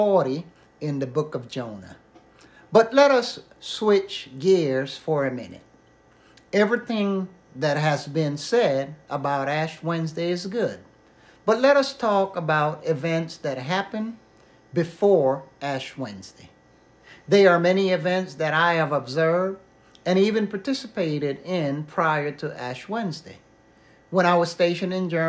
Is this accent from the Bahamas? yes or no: no; Panama; moved away; growing up in Panama